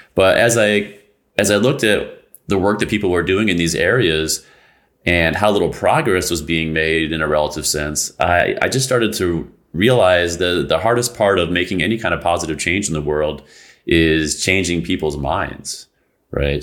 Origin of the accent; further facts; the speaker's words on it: United States; this country, in the United States